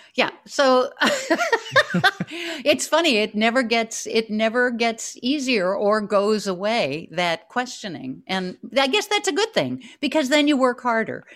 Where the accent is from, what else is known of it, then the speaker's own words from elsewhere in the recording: New York, United States; the New Yorker I am